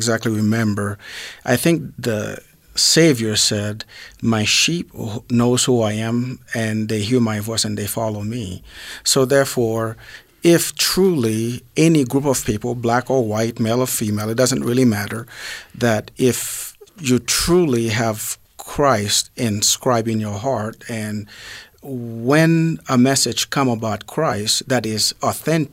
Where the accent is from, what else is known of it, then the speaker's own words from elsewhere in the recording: Haiti; moved away; I'm from Haiti